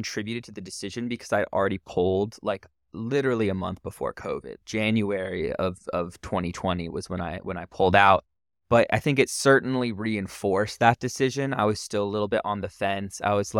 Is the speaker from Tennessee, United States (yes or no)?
no; California, United States; born there; So I was born in Northern California. I'm 23.